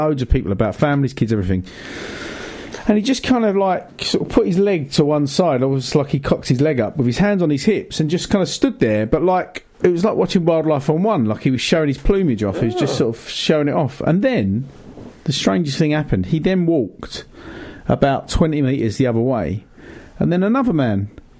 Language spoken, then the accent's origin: English; Brighton, South East England, United Kingdom; I'm from Brighton, don't you know?